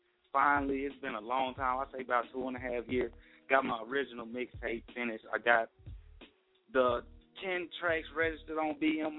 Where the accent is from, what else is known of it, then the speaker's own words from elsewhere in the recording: Monroe, Louisiana, United States; 318 Monroe, Louisiana, northeast region of the boot. That's where I'm from. That's where I've been at.